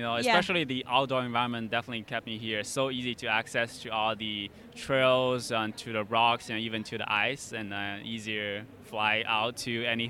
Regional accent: China; moved away as an adult; now in United States; It's actually in China, okay. Where my hometown is.

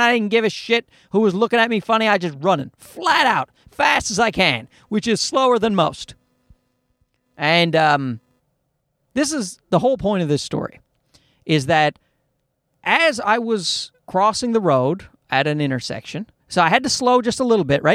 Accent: Newfoundland and Labrador, Canada; moved away; I'm from Newfoundland in Canada

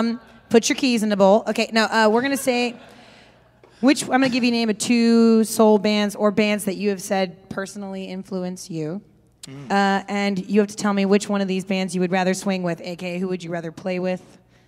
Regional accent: Kansas City, United States; I grew up in Kansas City

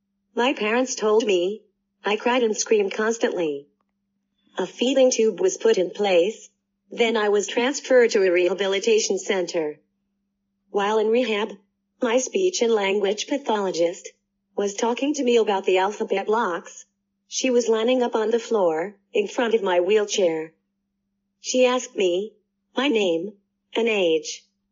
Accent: Stillwater, Oklahoma, United States; I was born and raised in Stillwater, Oklahoma, and was developing into a precocious 3-year-old.

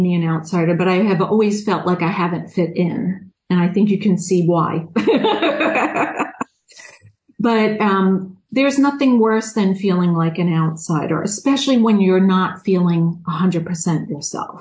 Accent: Long Island, New York, United States; accent: Long Island; I'm from New York. I'm guessing you can hear my Long Island accent.

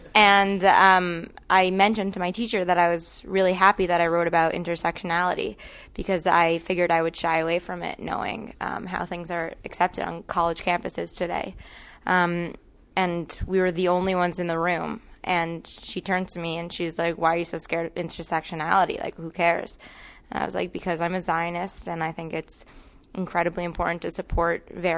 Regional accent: Pakistan; born there; Like, I was born in Pakistan, and like, I know what it's like.

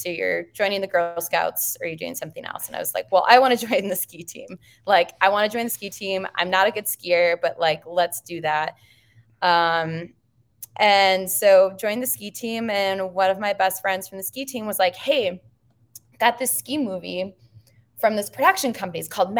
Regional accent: Minnesota, United States; We grew up in Southern Minnesota, so we paint a lot of cornfields.

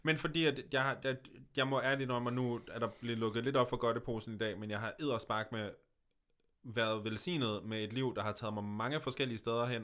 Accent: Denmark; now in Copenhagen, Denmark; jeg flytter tilbage til Jylland

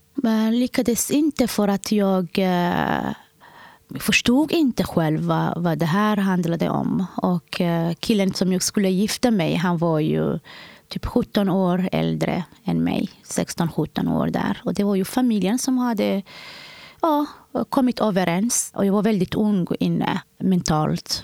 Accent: Somalia; now in Sweden; Jag kommer från Somalia.

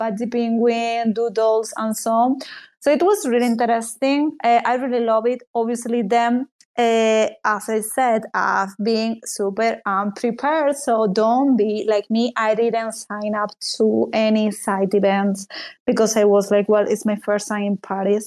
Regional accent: Spain; I'm from Spain

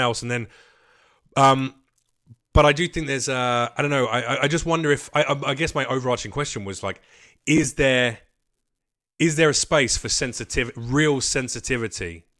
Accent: United Kingdom; now in United States; I'm gonna say this as a Brit

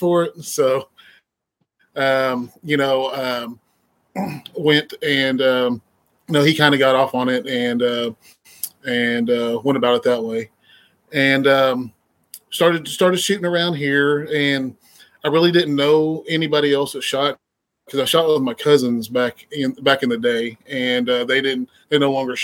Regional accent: Mustang, Oklahoma, United States; I'm from Mustang, Oklahoma. Been out here the majority of my life.

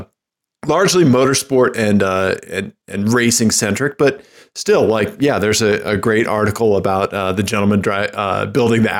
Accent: Kansas City, United States; now in Colorado, United States; I'm from Kansas City

